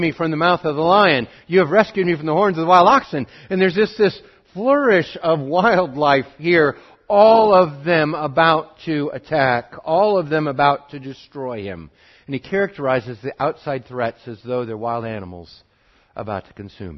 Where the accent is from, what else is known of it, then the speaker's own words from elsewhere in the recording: Montana, United States; I'm from Montana